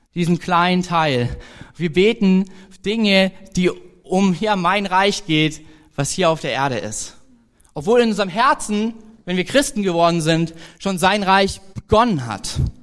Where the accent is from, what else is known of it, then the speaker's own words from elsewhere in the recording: Germany; als Deutscher